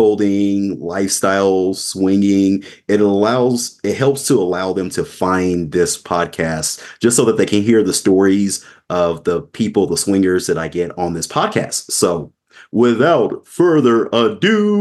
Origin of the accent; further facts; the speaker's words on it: Omaha, Nebraska, United States; moved away as an adult; now in Las Vegas, United States; I grew up in Omaha, Nebraska.